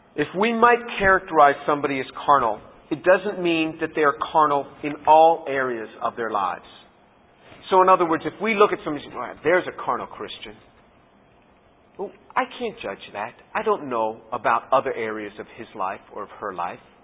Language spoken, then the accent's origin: English; United States; as an American